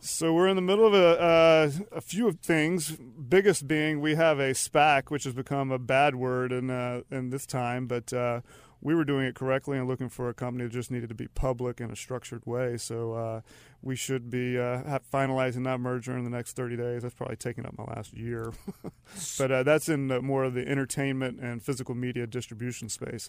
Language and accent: English; Charlotte, North Carolina, United States; also born or lived in Matthews, North Carolina / Raleigh / Denmark / Philadelphia; I'm from Charlotte, so I grew up actually, ended up in Matthews, but my parents are from Charlotte, I'm from Charlotte